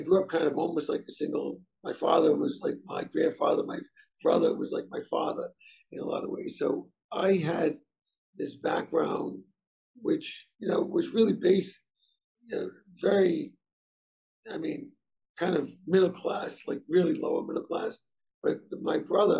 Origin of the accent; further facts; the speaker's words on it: North Providence, Rhode Island, United States; I grew up in Providence, North Providence, Rhode Island, the son of immigrant Italian parents